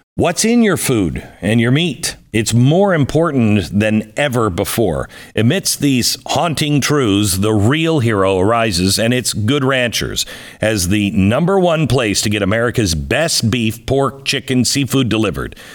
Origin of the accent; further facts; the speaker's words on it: Washington, United States; moved away; I grew up in a very small town, Washington State